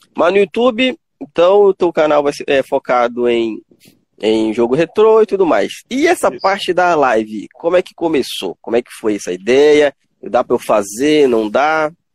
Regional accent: Tucuruí, Pará, Brazil; Já eu sou do Pará, cidade de Tucuruí

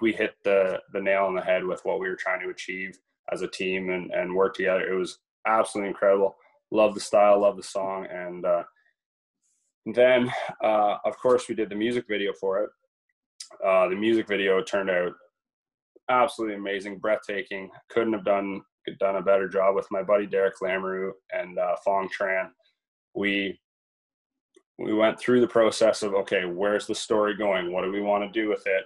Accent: Brussels, Ontario, Canada; I grew up in a little town of Brussels, Ontario

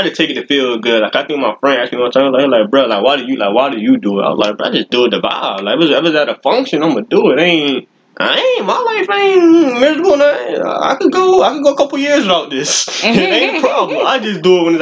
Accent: Florida, United States; I'm from Florida.

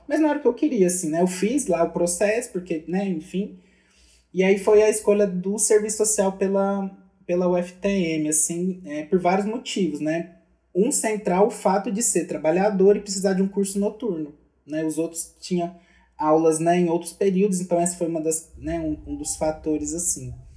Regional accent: Minas Gerais, Brazil; sou mineiro

